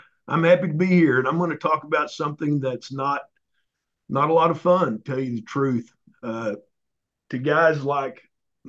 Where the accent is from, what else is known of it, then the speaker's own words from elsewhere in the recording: Oklahoma, United States; I grew up in Oklahoma.